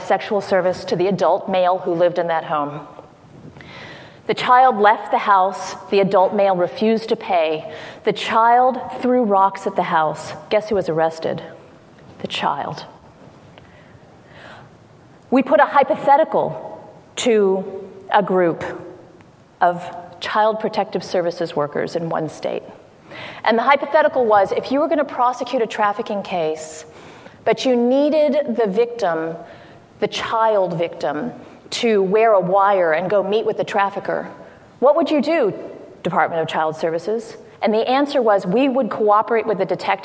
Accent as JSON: {"language": "English", "town": "Washington", "region": "District of Columbia", "country": "United States", "said": "I'm from Washington, D.C."}